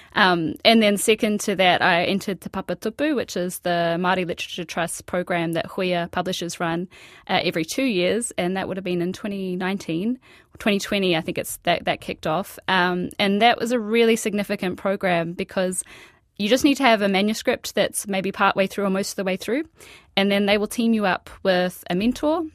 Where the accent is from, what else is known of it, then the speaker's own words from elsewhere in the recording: Australia; moved away as an adult; now in Whangarei, New Zealand; I was born and raised in Australia